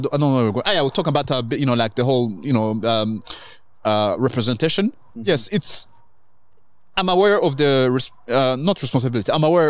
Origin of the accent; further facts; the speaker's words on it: Kenya; also born or lived in Rwanda; now in Canada; I was born in Rwanda, grew up in Kenya, grew up in...